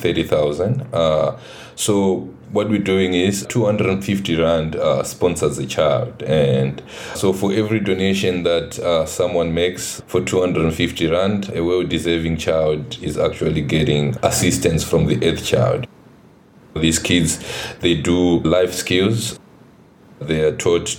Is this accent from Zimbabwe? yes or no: yes; Harare, Zimbabwe; moved away as an adult; now in South Africa; I'm from Zimbabwe. I was born in Harare. After my high school, then I came to South Africa